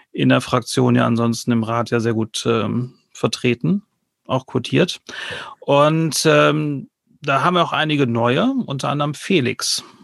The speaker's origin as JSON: {"language": "German", "country": "United Kingdom", "tie": "born or raised there", "lives_now": "Enger, Germany", "said": "Ich bin gebürtiger Brite und wohne jetzt seit zwei Jahren hier in Enger, Ortsteil Besenkamp."}